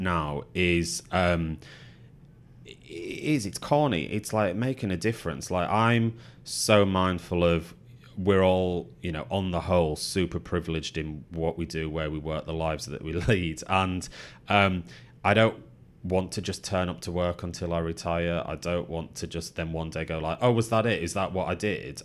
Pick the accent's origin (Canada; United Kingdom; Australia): United Kingdom; the Northwest, North West England; moved away as an adult; now in London, United Kingdom; that's what mum and dad instilled in me growing up in the Northwest